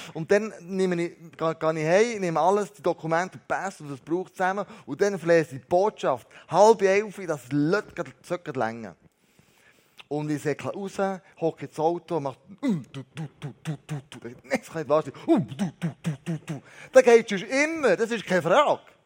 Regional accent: Switzerland; wir Schweizer

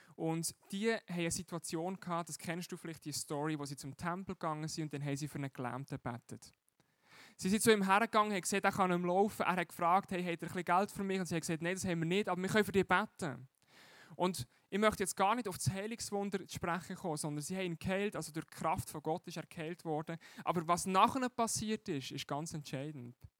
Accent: Switzerland; als Schweizer

